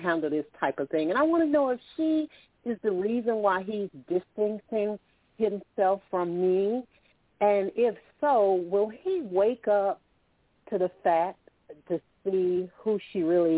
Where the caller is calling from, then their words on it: Alabama, United States; I'm calling from Alabama.